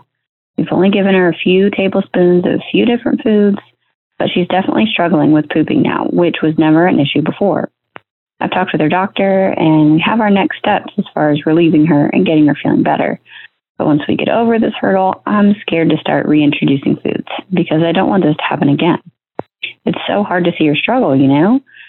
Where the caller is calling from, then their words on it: Reston, Virginia, United States; Hey there, this is … and I'm from Reston, Virginia.